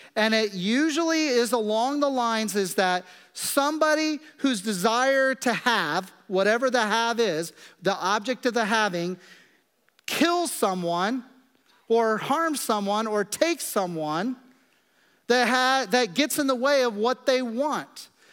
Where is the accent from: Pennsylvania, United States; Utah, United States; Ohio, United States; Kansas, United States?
Kansas, United States; moved away; I grew up in Kansas in the middle of the prairie